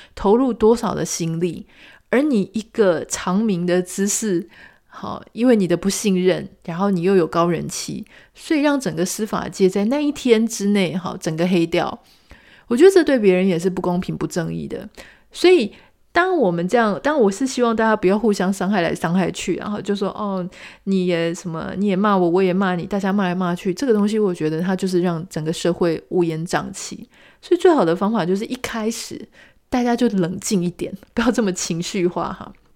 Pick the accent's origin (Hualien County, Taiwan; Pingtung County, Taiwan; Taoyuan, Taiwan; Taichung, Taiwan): Pingtung County, Taiwan; now in Taipei, Taiwan; 我自己也在屏东出生长大